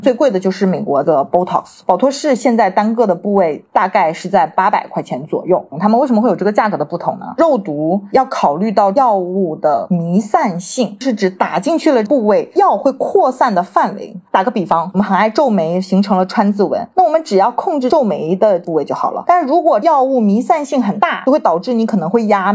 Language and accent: Chinese; Shenzhen, Guangdong, China; also born or lived in United Kingdom; 我在出国之前呢，其实是土生土长的深圳人嘛